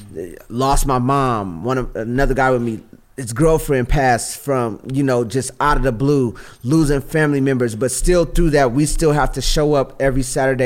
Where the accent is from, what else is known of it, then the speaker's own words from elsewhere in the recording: Los Angeles, California, United States; also born or lived in Hawthorne / Inglewood; I'm from Watts, California